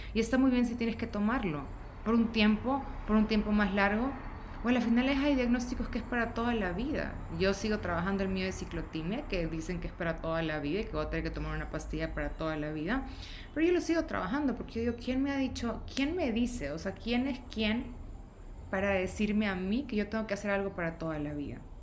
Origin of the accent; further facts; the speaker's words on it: Ecuador; moved away as an adult; also born or lived in Guayaquil; now in Mexico City, Mexico; soy de Ecuador